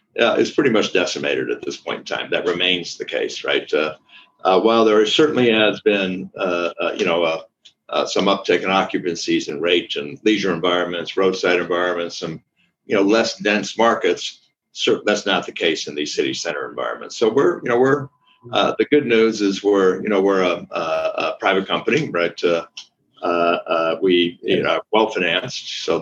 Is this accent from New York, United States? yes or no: no; Wisconsin, United States; also born or lived in Brazil / Chile / Spain; I'm from Wisconsin, you know, I'm just, but I grew up most of my life in Brazil, Chile, and Spain, which gives me a very different viewpoint